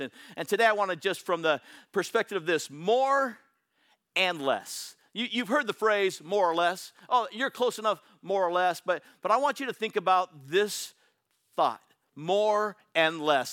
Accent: Bay Area, California, United States; I'm from the Bay Area

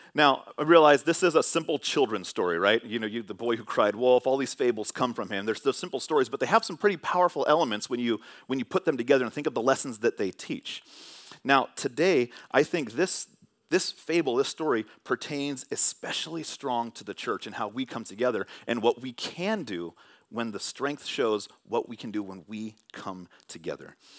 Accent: Bay Area, California, United States; Growing up in the Bay Area watching sports

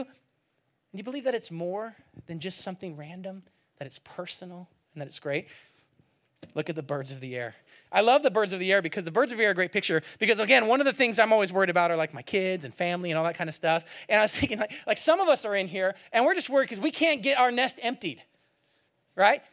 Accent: Bay Area, California, United States; moved away; also born or lived in Seattle / Eugene, Oregon; I grew up in the Bay Area

